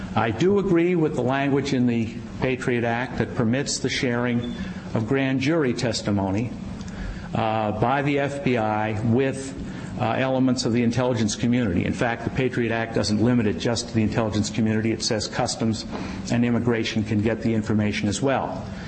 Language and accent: English; Virginia, United States; Virginia, my home state